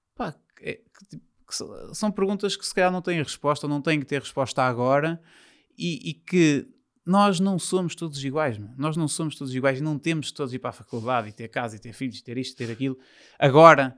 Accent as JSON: {"language": "Portuguese", "town": "São João da Madeira", "region": "Aveiro District", "country": "Portugal", "also_born_or_lived": "Porto", "said": "eu sou de São João da Madeira, que é perto do Porto, mas os meus pais deixaram-me viver para o Porto"}